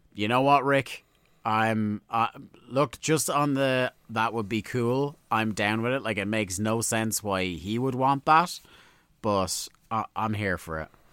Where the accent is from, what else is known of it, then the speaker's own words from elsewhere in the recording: Ireland; we're Irish.